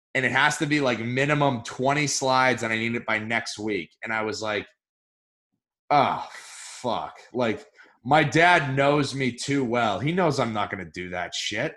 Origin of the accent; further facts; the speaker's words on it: Newmarket, New Hampshire, United States; I grew up in Newmarket, the next town over from oh, Durham.